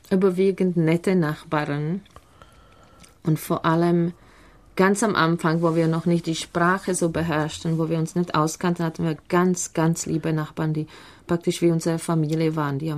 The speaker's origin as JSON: {"language": "German", "country": "Czechia", "also_born_or_lived": "Germany", "moved": "as an adult", "lives_now": "Israel", "said": "Ich komme aus Tschechien, aus der Nähe von Prag."}